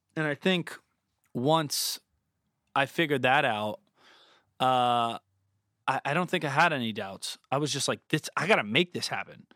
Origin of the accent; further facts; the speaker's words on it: Southwest Florida, United States; growing up in Florida, like, Southwest Florida, on fifteen minutes, twenty minutes from the water